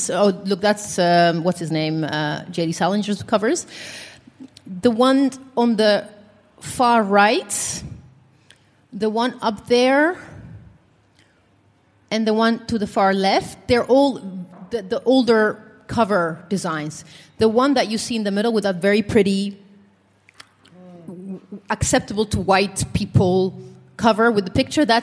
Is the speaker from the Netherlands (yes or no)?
yes; Netherlands; English is a second language; I missed in my life growing up in the Netherlands is uh, I read a lot.